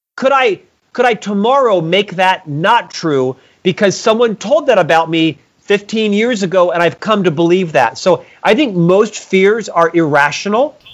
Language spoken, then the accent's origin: English; Orlando, Florida, United States; I was born in Orlando, Florida, to a middle class family